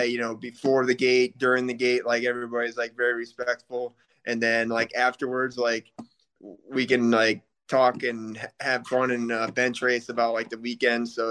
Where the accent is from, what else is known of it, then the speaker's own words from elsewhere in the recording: Illinois, United States; I'm originally here from Illinois.